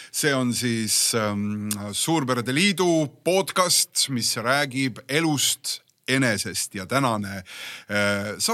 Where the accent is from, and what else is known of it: Tallinn, Harju County, Estonia